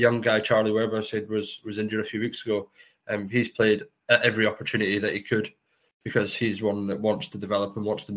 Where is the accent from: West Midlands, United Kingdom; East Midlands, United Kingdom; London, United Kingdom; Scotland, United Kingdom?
Scotland, United Kingdom; accent: Scottish; moved away as an adult; also born or lived in Edinburgh / Glasgow / Fife / Chelmsford; I was born in Scotland.